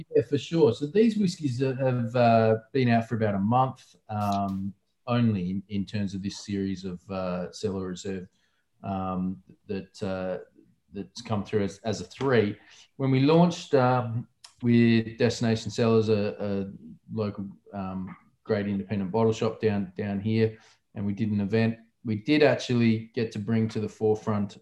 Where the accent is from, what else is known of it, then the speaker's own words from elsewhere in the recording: South Australia, Australia; my home state where I grew up